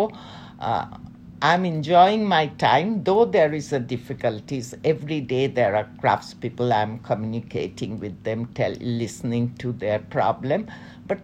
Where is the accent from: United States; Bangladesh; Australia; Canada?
Bangladesh; Dhaka, Dhaka Division; moved away as an adult; also born or lived in Chattogram, Bangladesh / London, United Kingdom / Milan, Italy; my mother is from Dhaka. My father is from North Bengal, Rangpur, now the Nilphamari district. Okay. And I stayed, I think, when I was around 2 years, we came to Dhaka. I was brought up in Dhaka, in old Dhaka.